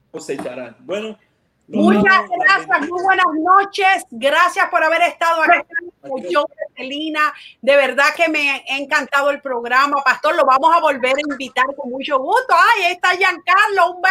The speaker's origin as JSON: {"language": "Spanish", "country": "Venezuela", "said": "de Venezuela y soy un feliz ganador de Cocinando con Marilyn"}